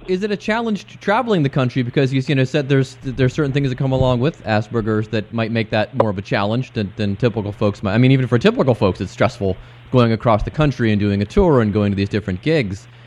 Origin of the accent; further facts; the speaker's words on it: Cleveland, Ohio, United States; my hometown of Cleveland